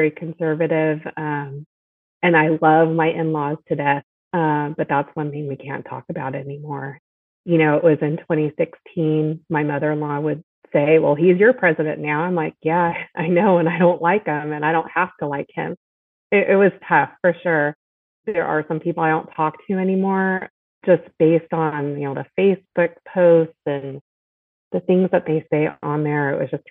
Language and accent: English; San Diego, California, United States; also born or lived in Chicago / Inland Empire; when I was about four, we came out to San Diego and I lived there for a lot of my childhood growing up